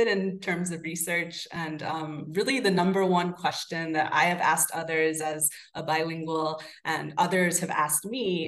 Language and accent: English; Florida, United States; now in Salem, United States; I was born and raised in Florida